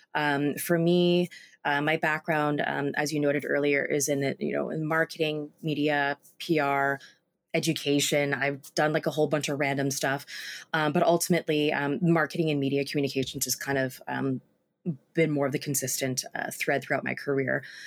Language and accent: English; Vancouver, British Columbia, Canada; was based in Vancouver, my hometown